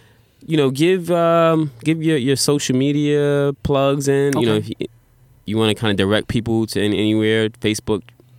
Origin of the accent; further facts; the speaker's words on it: Brooklyn, New York, United States; I'm from New York City originally. Really? Yeah, Brooklyn. Brooklyn? East New York.